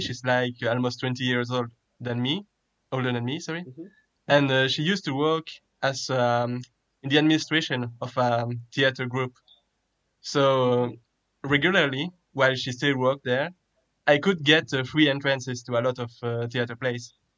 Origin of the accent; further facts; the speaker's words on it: Belgium; I'm from Belgium